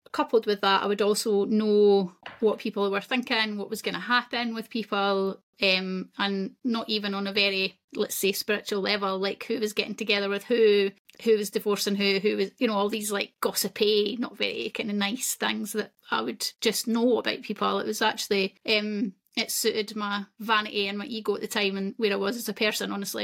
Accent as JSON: {"language": "English", "region": "Scotland", "country": "United Kingdom", "said": "I'm Scottish, that's where I'm from"}